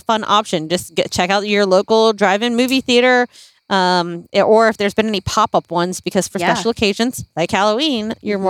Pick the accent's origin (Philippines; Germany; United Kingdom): Philippines; moved away; when we grew up in the Philippines when I was younger